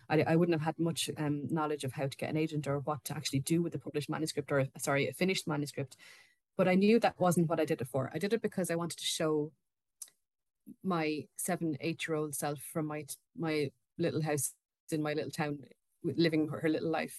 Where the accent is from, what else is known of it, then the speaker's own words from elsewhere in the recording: Ireland; we are both Irish authors, um, me and Susan both